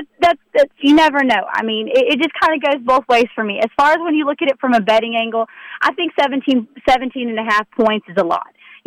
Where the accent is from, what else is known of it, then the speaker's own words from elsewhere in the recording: Texas, United States; being around in Texas, growing up in Texas